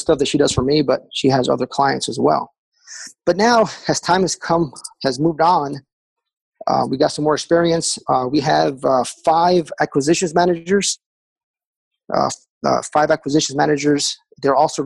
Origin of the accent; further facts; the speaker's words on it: Texas, United States; now in Raleigh, United States; we took a trip back home. I'm from Texas originally